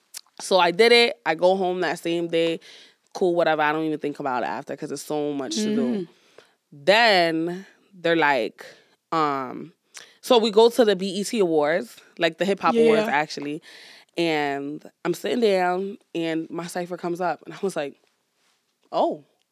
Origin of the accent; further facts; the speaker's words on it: Brooklyn, New York, United States; Brooklyn, New York, period.